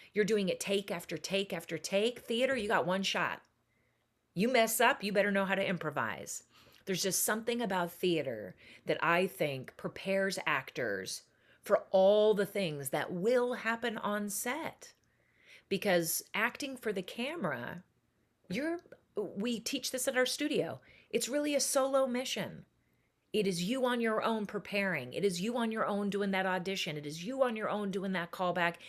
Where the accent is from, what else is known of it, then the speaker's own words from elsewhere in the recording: Seattle, Washington, United States; I was born and raised in Seattle, Washington.